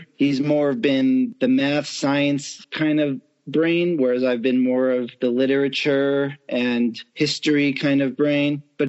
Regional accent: Long Island, New York, United States; accent: Long Island; moved away as an adult; now in Ulaanbaatar, Mongolia; I hail from Long Island, New York, much celebrated as well as it is begrudged for kind of Jersey Shore and that sort of thing. I grew up in the really typical middle-class background suburbs of Long Island.

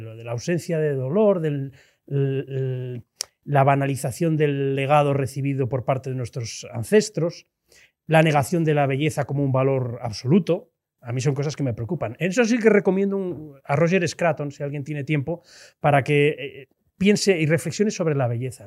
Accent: Tarragona, Catalonia, Spain; Yo soy de Tarragona

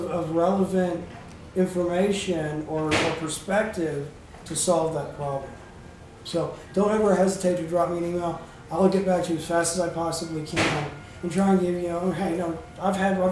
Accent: Texas, United States; I'm from Texas

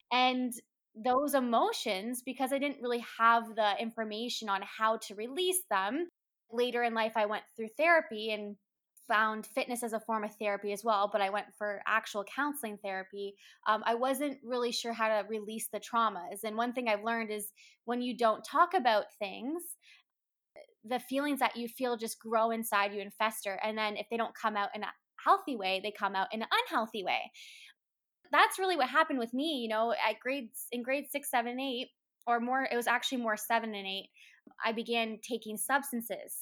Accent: Woodstock, Ontario, Canada; I was born and raised in Woodstock, Ontario, in Canada

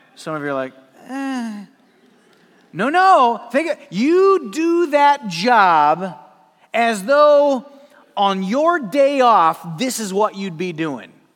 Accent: Sioux Falls, South Dakota, United States; moved away; I worked at a place, uh, in my hometown in South Dakota called Gigglebee's

